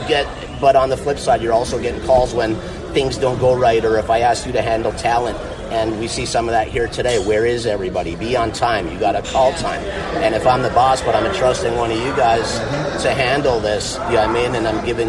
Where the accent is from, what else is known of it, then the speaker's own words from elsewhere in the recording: Midwest, United States; now in Florida, United States; Well, and I grew up in the Midwest. My dad is an iron ore miner forever. I'm former 8-year active duty Air Force guy. That's how I ended up in Florida, as I got stationed at MacDill.